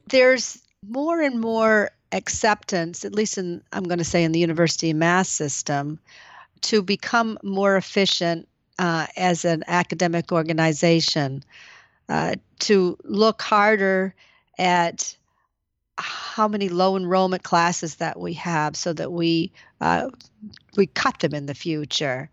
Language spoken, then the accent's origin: English; Maine, United States; now in Lowell, United States; it's my home state